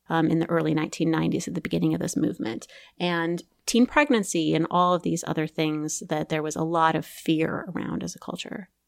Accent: Midwest, United States; I was raised in the Evangelical Christian Church um, in the Midwest.

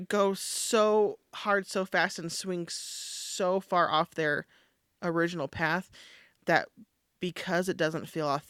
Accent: California, United States; Yeah, we're from California.

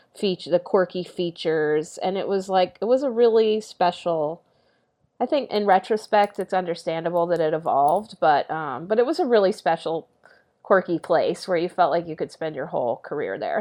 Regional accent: San Antonio, Texas, United States; moved away as an adult; now in New York, United States; growing up in San Antonio, big public school

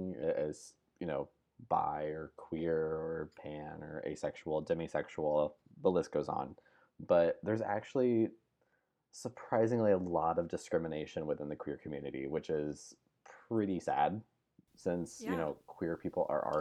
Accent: Central Illinois, United States; also born or lived in Nashville, Tennessee; now in Brentwood, Tennessee, United States; I grew up in Central Illinois along with Steffi.

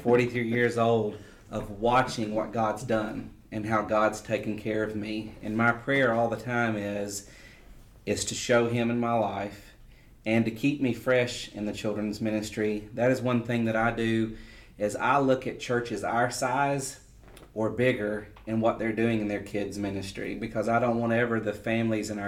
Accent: Magnolia, Arkansas, United States; moved away as an adult; now in Conway, United States; I grew up in Magnolia all my life, and then to move out of Conway when I was 33 years old

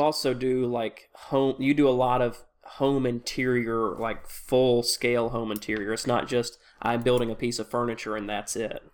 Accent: Tennessee, United States; I'm from Tennessee

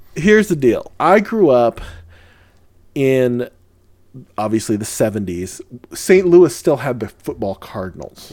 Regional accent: Lucena, Calabarzon, Philippines; moved away; I was born in the Philippines

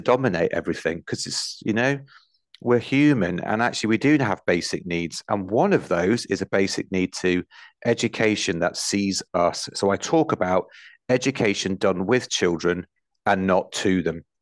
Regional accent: Nottingham, East Midlands, United Kingdom; I grew up in Nottinghamshire where the miners' strikes were on

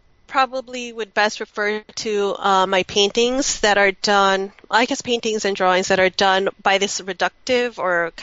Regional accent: United States; born or raised there

